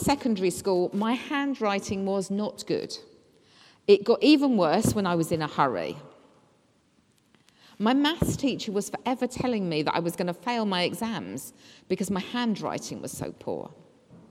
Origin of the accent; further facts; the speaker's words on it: England, United Kingdom; us being English that we were brought up to be critical